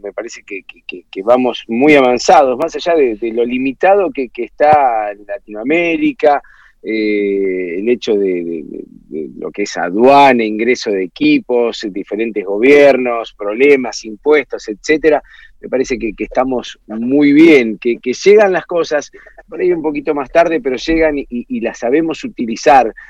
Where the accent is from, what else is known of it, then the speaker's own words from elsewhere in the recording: Argentina; nosotros estamos como argentinos